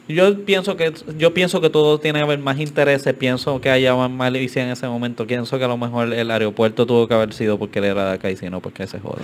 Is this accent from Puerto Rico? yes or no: yes; Carolina, Puerto Rico; soy pues, de Carolina y siempre vemos la estatua